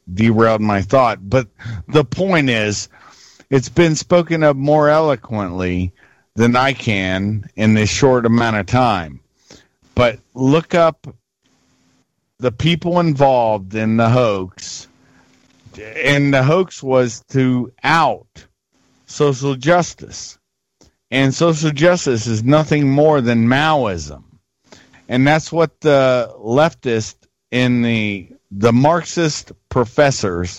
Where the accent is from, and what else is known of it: United States